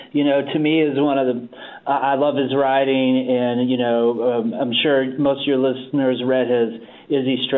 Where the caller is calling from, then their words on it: Huntsville, Alabama, United States; Yeah, I'm calling from Huntsville, which is like 90 minutes from Muscle Shoals, where like the … and … recorded.